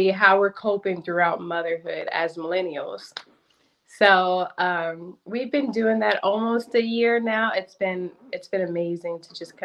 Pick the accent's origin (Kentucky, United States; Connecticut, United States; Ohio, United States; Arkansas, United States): Kentucky, United States; Madisonville; also born or lived in San Diego, California; now in Louisville, United States; I was born in San Diego, but I was raised in Madisonville, Kentucky